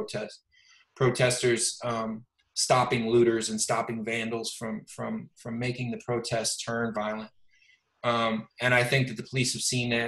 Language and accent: English; Detroit, Michigan, United States; now in Los Angeles, United States; Growing up in Detroit, I was blessed that I kind of grew up in a melting pot